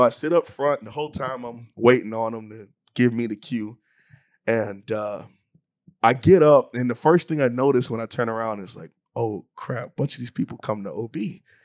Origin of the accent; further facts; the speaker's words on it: Hialeah, Florida, United States; moved away as an adult; also born or lived in Mayville, North Dakota; from Miami, Florida, born and raised in Hialeah, to be more specific, uh, in, in Miami, it's a suburb of Miami